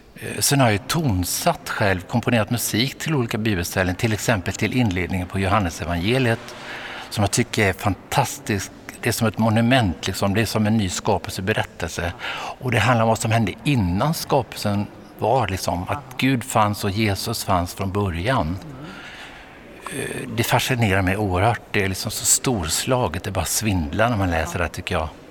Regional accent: Vetlanda, Jönköping County, Sweden; Jag växte upp i Småland, i Frikyrkosmåland i Vetlanda

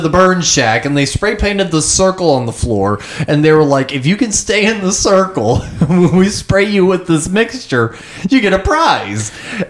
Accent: New Jersey, United States; We're from New Jersey.

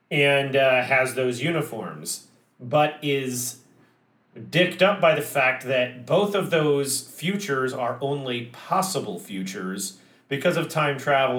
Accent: United States; As much as I love being an American and I love our standard of living

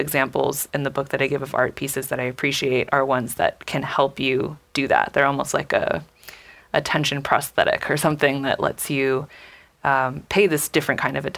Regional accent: California, United States; I grew up in California

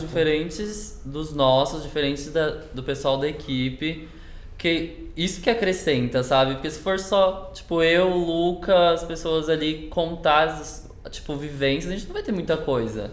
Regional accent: São Paulo, Brazil; sou paulista mesmo

